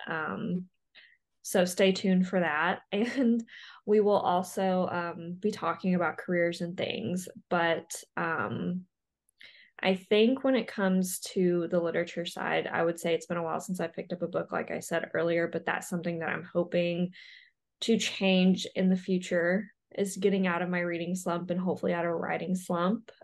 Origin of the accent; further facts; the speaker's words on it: Arkansas, United States; moved away as an adult; also born or lived in Ottumwa, Iowa; now in Iowa, United States; I grew up in Arkansas, but I currently live in Iowa